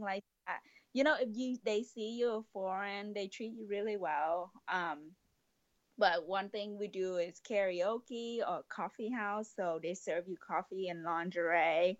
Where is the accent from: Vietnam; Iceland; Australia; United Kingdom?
Vietnam; moved away as an adult; now in United States; I love going back to Vietnam, but it's just really my hometown